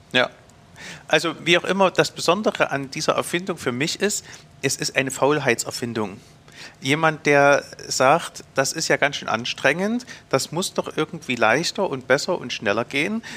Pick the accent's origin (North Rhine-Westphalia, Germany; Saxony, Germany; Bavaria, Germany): Saxony, Germany; Zschopau; Ich bin in den Schobau groß geworden